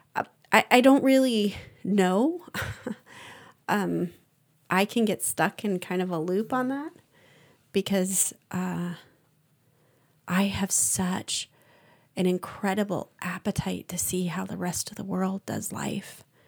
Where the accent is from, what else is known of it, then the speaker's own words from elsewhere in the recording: United States; being American